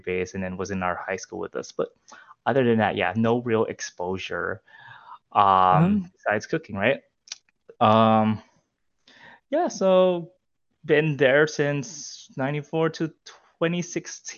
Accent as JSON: {"language": "English", "country": "Guam", "tie": "born or raised there", "moved": "as an adult", "lives_now": "Austin, United States", "said": "I'm originally from an island called Guam. So I'm Filipino, born and raised there"}